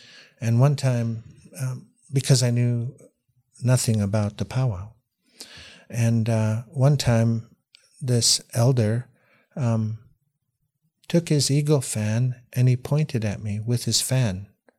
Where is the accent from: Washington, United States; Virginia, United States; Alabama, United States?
Washington, United States; also born or lived in Oliver, Canada; I was born in Canada, in Oliver, BC, but as soon as I came out of the hospital, I lived in Washington State. So I was raised mostly in the United States.